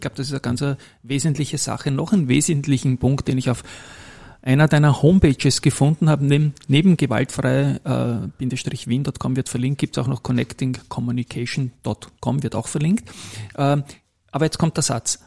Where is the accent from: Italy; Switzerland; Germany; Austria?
Austria; Vienna; die gleiche Straße, wo ich aufgewachsen bin